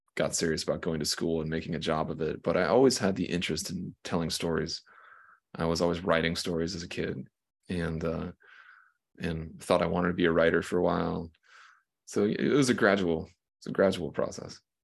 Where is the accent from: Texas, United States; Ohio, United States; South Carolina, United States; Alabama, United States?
South Carolina, United States; I'm from like a small town in South Carolina.